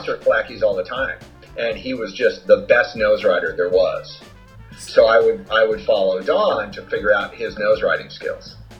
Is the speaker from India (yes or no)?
no; Newport Beach, California, United States; also born or lived in Germany / Alhambra, California / Irvine, California; now in Santa Cruz, United States; live in Santa Cruz, California at Pleasure Point, originally from Newport. I learned how to surf at Blackie's